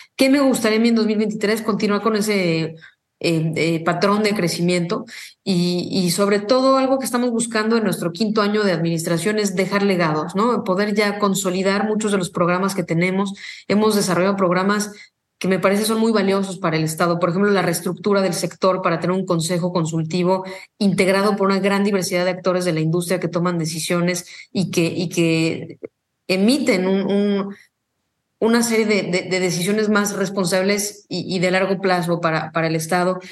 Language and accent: Spanish; Mexico; como una mexicana que soy